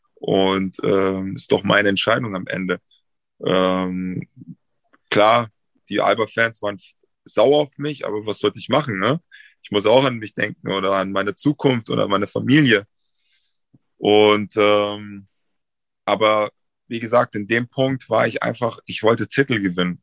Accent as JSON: {"language": "German", "town": "Munich", "region": "Bavaria", "country": "Germany", "tie": "born or raised there", "also_born_or_lived": "Frankfurt / Berlin", "moved": "yes"}